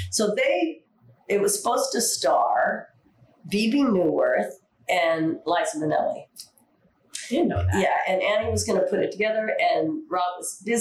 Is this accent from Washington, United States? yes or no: yes; Seattle, Washington, United States; I'm from Seattle, Washington